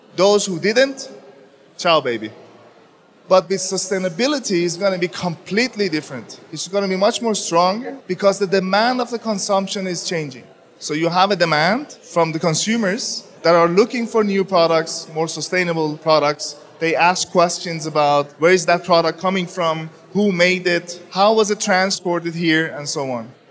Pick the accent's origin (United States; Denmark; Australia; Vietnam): Denmark; I come from Denmark